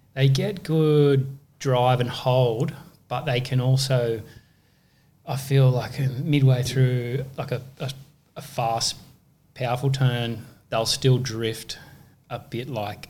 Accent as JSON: {"language": "English", "town": "Bronte", "region": "New South Wales", "country": "Australia", "tie": "born or raised there", "said": "I grew up in Bronte."}